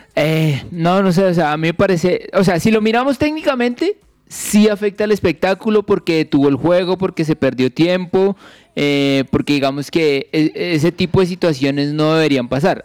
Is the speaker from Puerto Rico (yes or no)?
no; Colombia; como colombianos